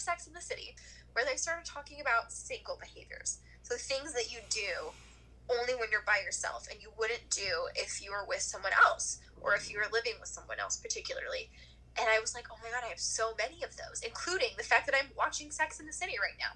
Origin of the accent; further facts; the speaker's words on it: Midwest, United States; moved away; I am from the Midwest.